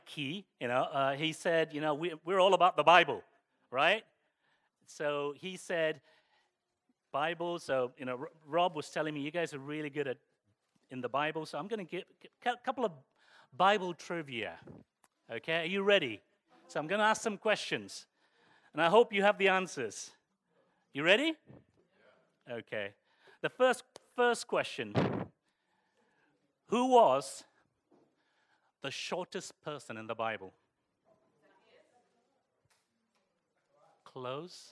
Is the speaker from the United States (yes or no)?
no; Croydon, London, United Kingdom; also born or lived in Streatham / Hounslow / Barnet; I consider myself a true South Londoner because most of my life I grew up in sunny Croydon, believe it or not. From the age of 6, I grew up in sunny Croydon